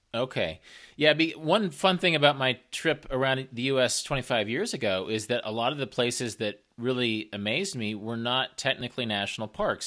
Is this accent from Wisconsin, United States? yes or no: no; Kansas, United States; I grew up in Kansas. I grew up in the middle of the country.